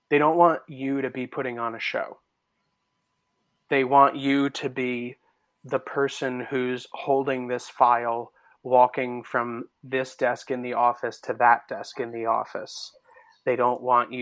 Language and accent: English; New Jersey, United States; now in New York, United States; I live in New York. I'm from Jersey